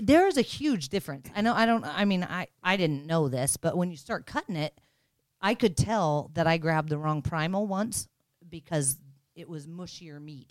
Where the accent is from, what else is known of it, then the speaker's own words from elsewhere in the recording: Nebraska, United States; I grew up in Nebraska